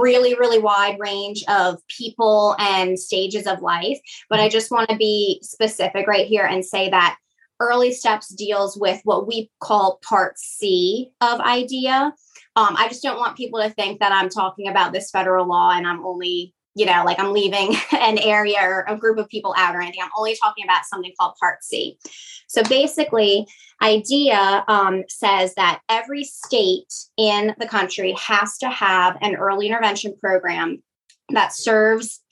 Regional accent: Metairie, Louisiana, United States; I am born and raised here in Metairie

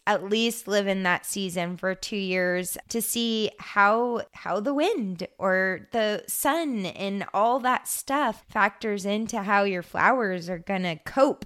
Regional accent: Hermiston, Oregon, United States; also born or lived in Hood River; I grew up in Hermiston

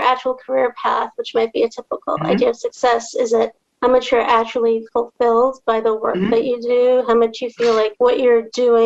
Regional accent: Trinidad & Tobago; moved away; I'm from Trinidad and Tobago.

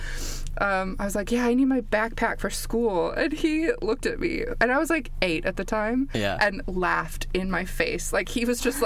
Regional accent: Midwest of the United States, United States; moved away as an adult; also born or lived in Canada / Milwaukee, Wisconsin; now in Stoke-on-Trent, United Kingdom; I was born in Canada and then grew up mostly in the Midwest of the United States.

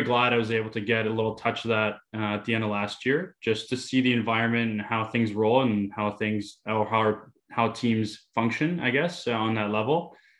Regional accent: Mississauga, Ontario, Canada; I'm back home in Greater Toronto area, Mississauga to be specific.

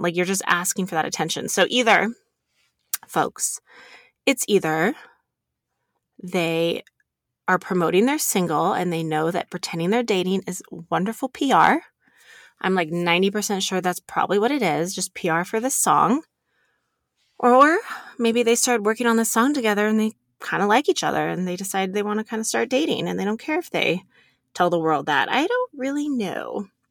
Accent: Reno, Nevada, United States; I, I grew up here in Reno

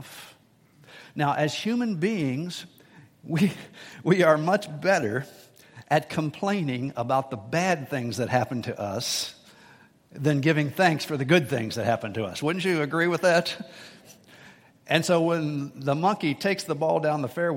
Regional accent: United States; I was born in America

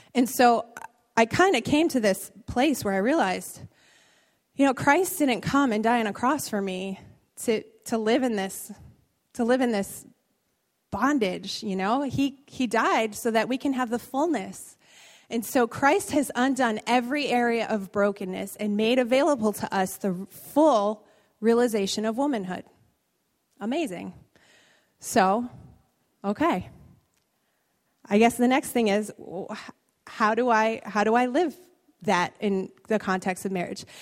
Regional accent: Bridgeport, Connecticut, United States; moved away; I was born in Bridgeport. I spent many years of my life in this city

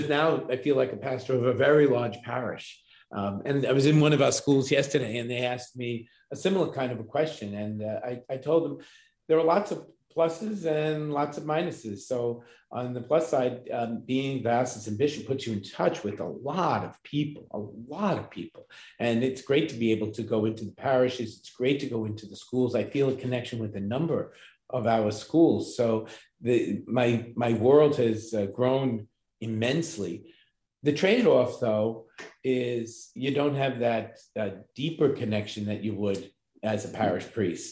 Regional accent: Long Island, New York, United States; moved away as an adult; also born or lived in Ohio; now in Brooklyn, United States; growing up on Long Island

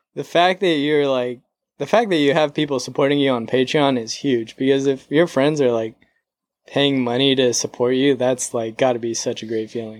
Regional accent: San Diego, California, United States; moved away as an adult; now in Los Angeles, United States; I was born and raised in San Diego.

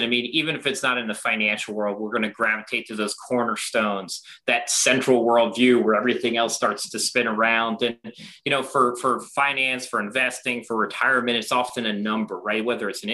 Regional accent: Baltimore, Maryland, United States; I grew up in Baltimore

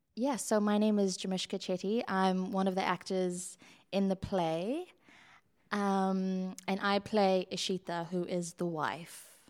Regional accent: South Africa; moved away; I grew up in a Western country, I grew up here and in South Africa.

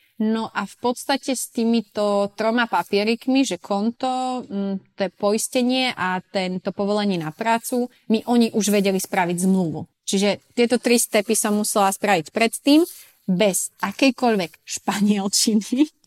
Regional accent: Sklabiná, Banská Bystrica Region, Slovakia; moved away as an adult; also born or lived in Switzerland; now in Ibiza, Spain; ja som zo Sklavinej, hej, Sklavina pri Veľkom Krtiši

